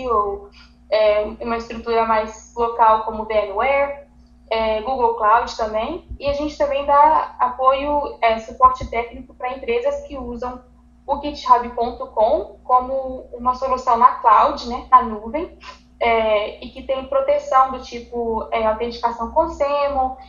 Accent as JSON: {"language": "Portuguese", "town": "Contagem", "region": "Minas Gerais", "country": "Brazil", "moved": "as an adult", "lives_now": "United States", "said": "eu sou brasileira de Minas, sou de Contagem, e eu moro nos Estados Unidos já tem 10 anos"}